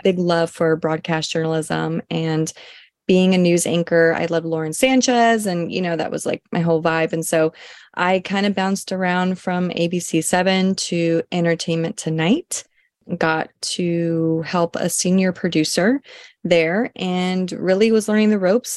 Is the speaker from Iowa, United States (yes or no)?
no; Los Angeles, California, United States; also born or lived in Oregon; am a Los Angeles native, born and raised Southern California.